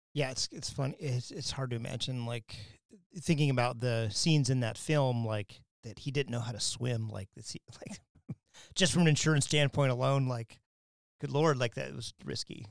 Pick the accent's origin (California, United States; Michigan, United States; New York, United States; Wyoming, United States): Wyoming, United States; moved away; when I grew up in Wyoming